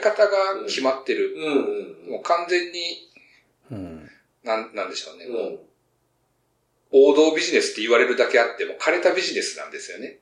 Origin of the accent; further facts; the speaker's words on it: Ehime, Japan; now in Tokyo, Japan; 出身が愛媛の方